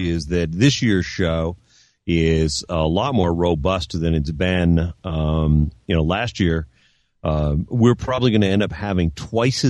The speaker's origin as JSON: {"language": "English", "town": "Burlington", "region": "Vermont", "country": "United States", "tie": "born or raised there", "said": "I grew up in Burlington."}